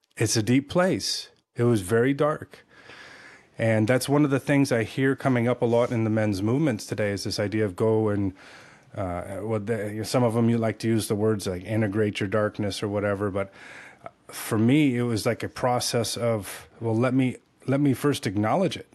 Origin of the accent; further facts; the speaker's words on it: California, United States; moved away as an adult; also born or lived in South Florida; now in Tennessee, United States; I was born and raised in Cali